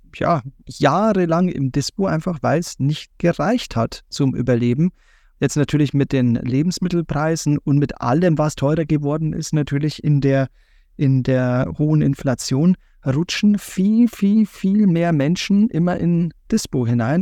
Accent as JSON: {"language": "German", "region": "Bavaria", "country": "Germany", "said": "ich als Bayer"}